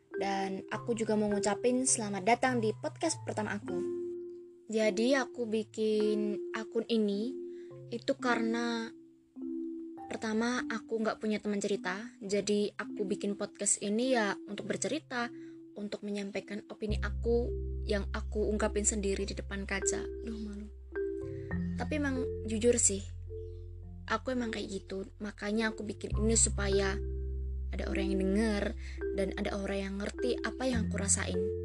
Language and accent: Indonesian; Java, Indonesia; accent: medok (Javanese); Ya emang mendok. Aku orang Jawa kok jadinya mendok